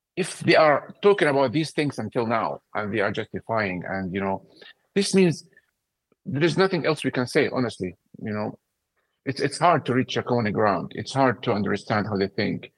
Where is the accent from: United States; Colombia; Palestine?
Palestine; Gaza, Gaza Strip; moved away as an adult; now in London, United Kingdom; born in Gaza and I grew up when the PA, when the PA came to Gaza